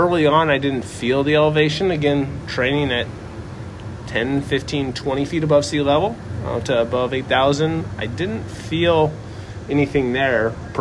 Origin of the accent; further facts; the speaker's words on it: the Northwest, Pacific Northwest, United States; moved away; born and raised in the Northwest